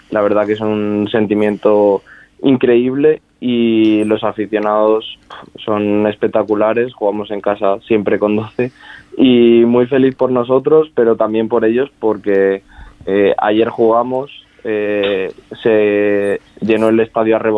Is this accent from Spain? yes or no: yes; Salamanca, Castile and León, Spain; accent: charro; yo que soy de aquí, de Salamanca